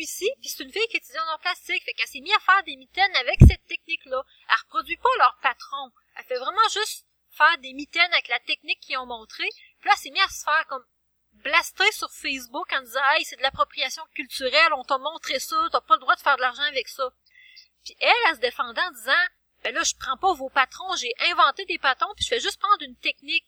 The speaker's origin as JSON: {"language": "French", "region": "Quebec", "country": "Canada", "said": "nous, en tant que Québécois"}